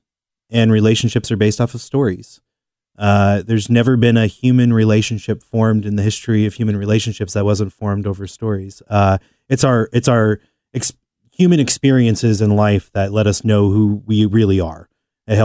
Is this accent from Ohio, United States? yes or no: yes; Mason, Ohio, United States; moved away as an adult; also born or lived in Walnut Hills, Cincinnati; I grew up in Mason, and my family had no idea why I would want to live in Walnut Hills